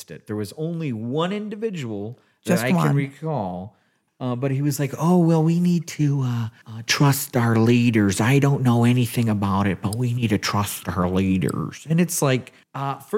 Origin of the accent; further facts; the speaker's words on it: Lapeer, Michigan, United States; I'm from Lapeer.